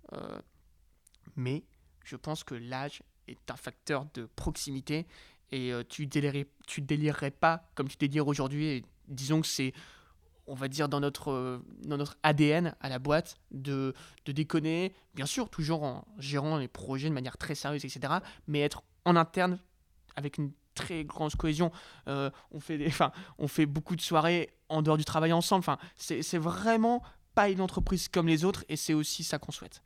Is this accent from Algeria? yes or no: no; Lille, Hauts-de-France, France; je viens d'une très belle ville qui s'appelle Lille